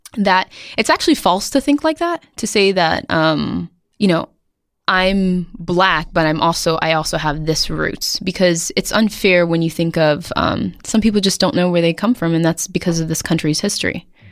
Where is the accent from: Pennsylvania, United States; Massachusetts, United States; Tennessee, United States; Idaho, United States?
Massachusetts, United States; Somerville; I'm from Somerville, Massachusetts, um, which is now the coolest neighborhood in, um, Boston.